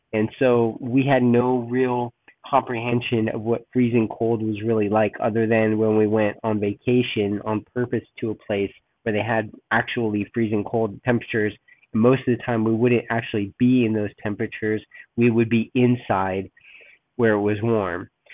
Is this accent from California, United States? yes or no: yes; Los Angeles, California, United States; moved away as an adult; also born or lived in San Diego, California / Oakland, California / Berkeley, California; now in Texas, United States; I was born and raised in Los Angeles until I was about 13. We moved down to San Diego